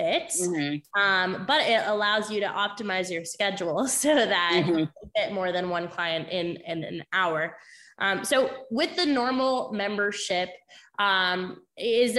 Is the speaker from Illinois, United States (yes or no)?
no; Maine, United States; I grew up in Maine